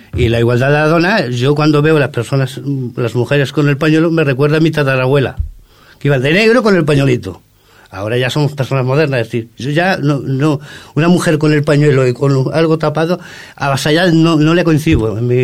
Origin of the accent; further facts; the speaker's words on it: Córdoba, Andalusia, Spain; now in Ripollet, Spain; Yo soy no soy de autóctono de aquí, soy de Córdoba